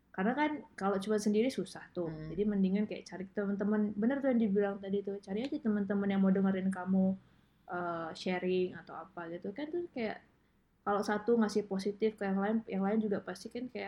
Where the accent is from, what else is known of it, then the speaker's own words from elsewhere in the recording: Medan, North Sumatra, Indonesia; also born or lived in Depok; now in United States; selama aku uh, pindah ya dari dari dari Medan ke Depok, hmm. Depok ke uh, ke Amerika